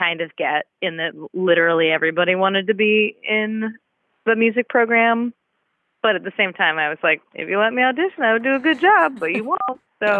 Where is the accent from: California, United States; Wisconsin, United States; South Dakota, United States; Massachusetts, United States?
Massachusetts, United States; Cambridge; now in Durham, United States; I grew up in Cambridge, Massachusetts.